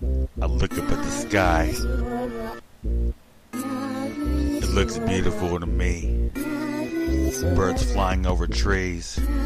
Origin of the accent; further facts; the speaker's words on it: California, United States; Because I love my home state, but we're cursed right now, and we're about to fucking evaporate. And California's falling into the ocean, and the lake's on fire.